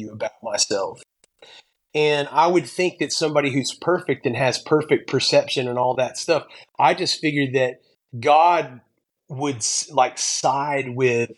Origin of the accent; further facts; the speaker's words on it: Pensacola, Florida, United States; now in Mount Juliet, United States; I grew up in Pensacola, Florida